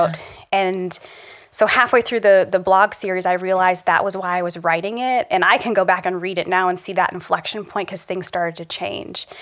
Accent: Republic, Ohio, United States; lessons I learned growing up in Republic, Ohio

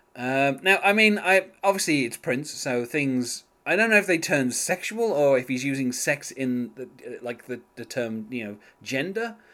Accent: England, United Kingdom; being English

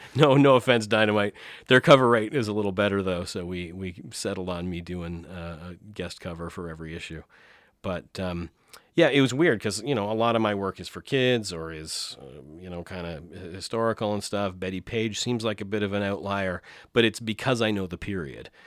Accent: St. Thomas, Ontario, Canada; also born or lived in Deep River, Ontario; my parents moved to Saint Thomas, Ontario, so more southwestern Ontario, uh, area, and grew up there

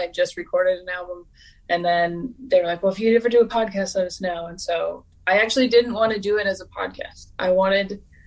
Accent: Renton, Washington, United States; I'm from Renton

